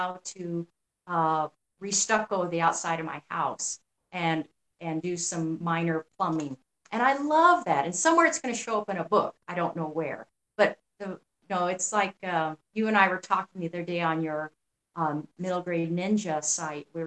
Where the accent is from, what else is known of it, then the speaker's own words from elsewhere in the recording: New Mexico, United States; I grew up in New Mexico